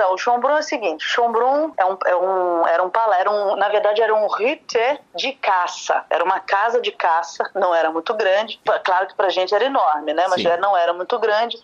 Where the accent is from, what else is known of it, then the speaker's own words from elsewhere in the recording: São Paulo, Brazil; also born or lived in Rio de Janeiro, Brazil; now in Vienna, Austria; Eu sou paulista, mas morava morando lá